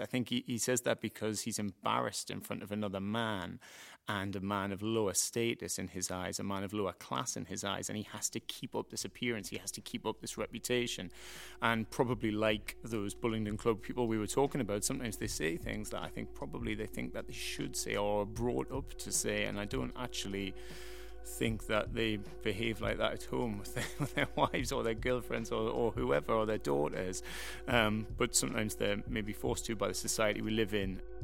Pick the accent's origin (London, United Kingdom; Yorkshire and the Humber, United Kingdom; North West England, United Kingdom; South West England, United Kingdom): Yorkshire and the Humber, United Kingdom; Doncaster; people from my hometown are often not news presenters